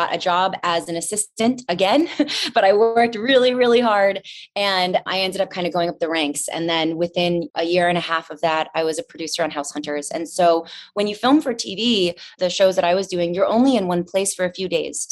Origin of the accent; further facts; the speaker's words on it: D.C., Northern Virginia, United States; moved away as an adult; also born or lived in North Carolina; now in Los Angeles, United States; I grew up right outside Washington, D.C. in Northern Virginia